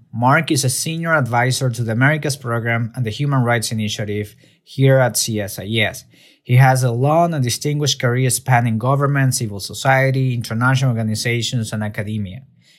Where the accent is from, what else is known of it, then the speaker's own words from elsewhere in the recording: Maracay, Aragua, Venezuela; moved away as an adult; now in United States; I was born and raised in Venezuela. I left the country in 2012 to pursue better opportunities and a safer life in the United States.